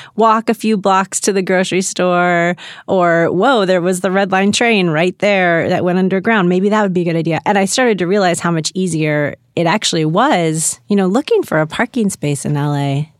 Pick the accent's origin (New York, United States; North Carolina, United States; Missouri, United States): Missouri, United States; St. Louis; now in Los Angeles, United States; I grew up in Saint Louis